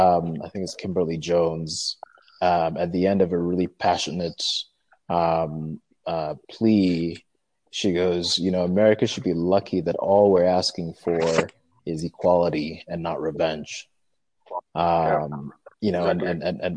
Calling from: Nairobi, Kenya; I'm calling from Nairobi.

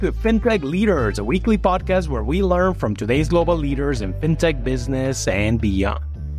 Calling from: New York City, New York, United States; Well, I'm calling you from New York City, but I do love Paris.

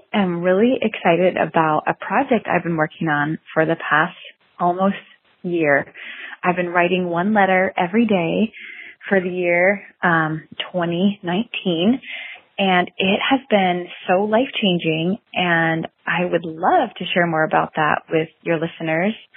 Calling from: Fort Worth, Texas, United States; I'm calling you from Fort Worth, Texas

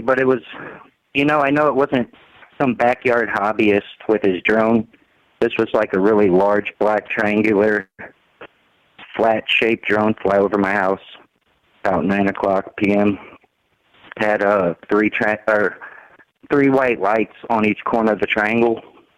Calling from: Missouri, United States; I'm out of Missouri.

